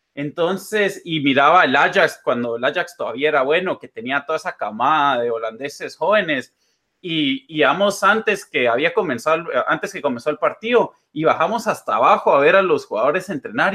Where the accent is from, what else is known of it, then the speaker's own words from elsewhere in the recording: Guatemala; moved away; also born or lived in United States; como somos de Guate